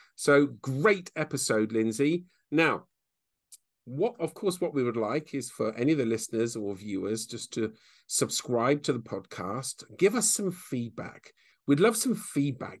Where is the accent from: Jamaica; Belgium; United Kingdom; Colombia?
United Kingdom; England; now in Bicester, United Kingdom; We're very English